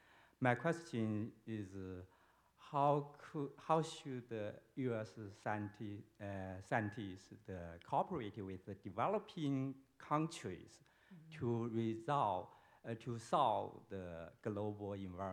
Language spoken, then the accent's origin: English; China; moved away as an adult; now in Cambridge, United States; the fellow from China.